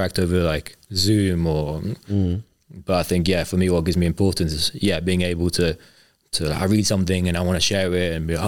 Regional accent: London, United Kingdom; as a Londoner

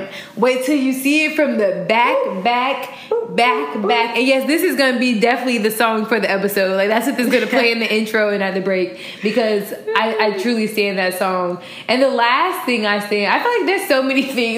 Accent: Chicago, Illinois, United States; also born or lived in Florida; how much Chicagoans appreciate summer

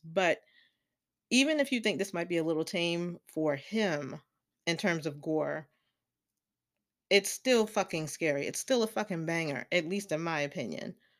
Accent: the South, United States; I grew up in the South

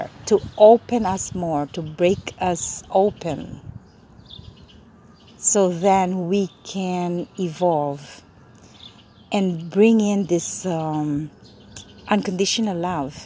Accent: Manila, Metro Manila, Philippines; moved away as an adult; now in Los Angeles, United States; I grew up in Manila for 17 years and now in LA. I migrated here when I was 17.

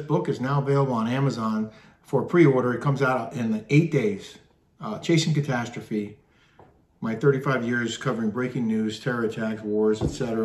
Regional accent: East Coast, United States; now in California, United States; growing up on the East Coast

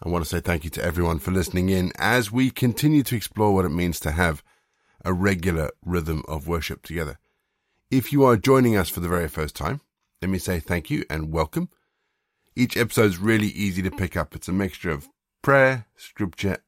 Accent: South Africa; now in United Kingdom; I grew up in South Africa

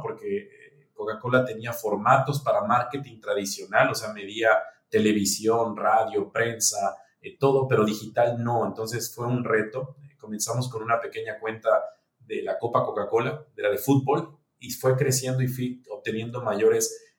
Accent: Mexico; moved away; also born or lived in Dominican Republic; Yo soy mexicano

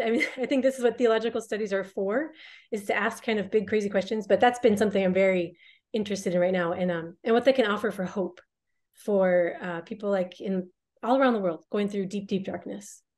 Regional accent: United States; I'm an American.

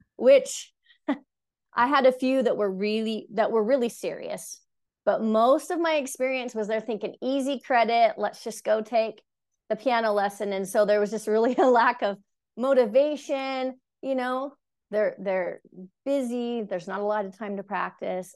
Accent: Cache Valley, Utah, United States; I was born here in Utah, so I'm raised here up in Cache Valley specifically

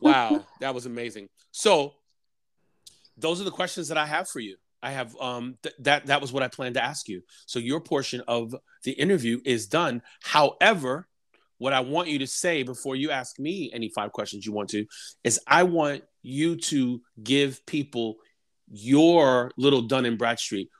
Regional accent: New York City, New York, United States; I am from New York City

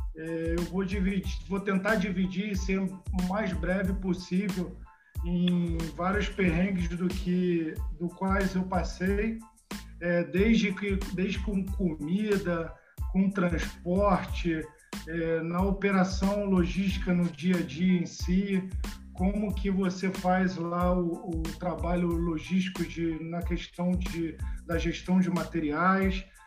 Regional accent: Brazil; moved away as an adult; also born or lived in China

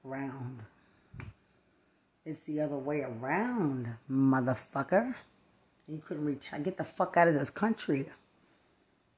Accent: Lubbock, Texas, United States; I'm from Lubbock

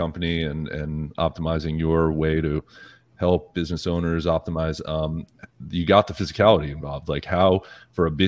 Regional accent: Northeast, United States; I grew up in the Northeast

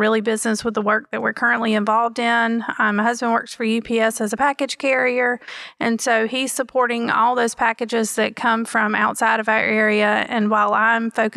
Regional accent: Tarboro, North Carolina, United States; I was very fortunate to be born and raised in Tarboro

